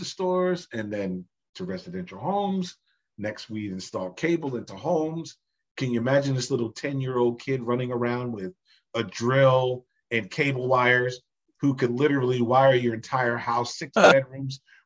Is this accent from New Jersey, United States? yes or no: yes; New Jersey, United States; my parents are from Jamaica. I was born in New Jersey